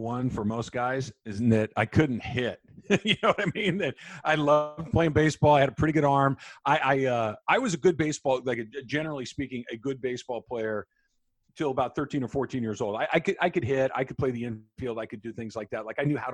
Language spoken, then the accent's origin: English; Southern California, United States; I grew up in Southern California